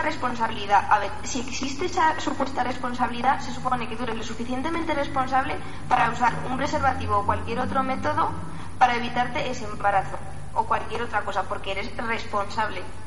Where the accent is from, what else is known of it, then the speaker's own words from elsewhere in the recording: Morocco; now in Huesca, Spain; vengo de Marruecos, por lo tanto muy cristiana no debo de ser.